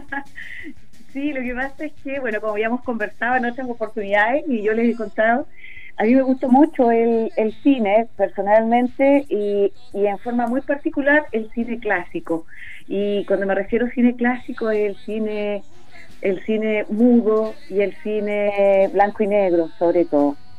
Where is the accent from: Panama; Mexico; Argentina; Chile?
Chile; Ancud, Los Lagos; moved away as an adult; now in Curicó, Chile; Chilota, nacida, criada en Chiloé y después ya me quedé, llevo más de 20 años viviendo